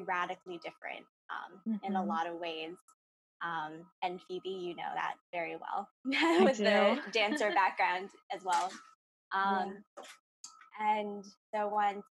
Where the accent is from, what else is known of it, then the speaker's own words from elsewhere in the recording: Ossining, New York, United States; I'm from Austining, New York in Westchester County